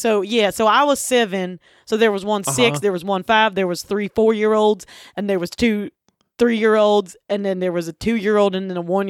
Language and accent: English; Butcher Holler, Kentucky, United States; And we're, you know, we grew up in Kentucky. Actually, Butcher Holler, which is where, of course, … is from.